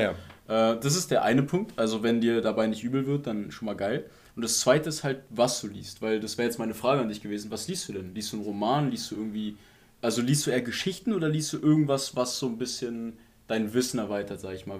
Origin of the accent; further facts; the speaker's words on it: Potsdam, Brandenburg, Germany; als Potsdamer